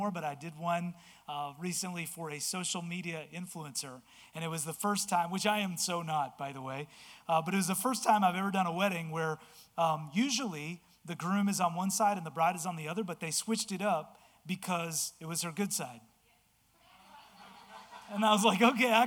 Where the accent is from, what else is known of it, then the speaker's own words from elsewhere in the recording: Delaware, United States; I'm from Delaware